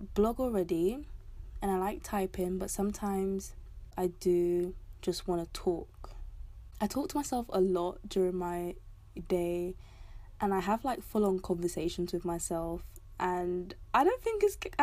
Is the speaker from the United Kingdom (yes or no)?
yes; London, United Kingdom; I'm from London, South London to be specific